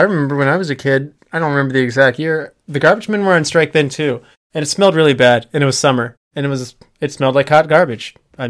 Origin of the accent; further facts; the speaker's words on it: Philadelphia, Pennsylvania, United States; Well, growing up in Philadelphia, you may not be aware of this, but other airports around the entire country operate better.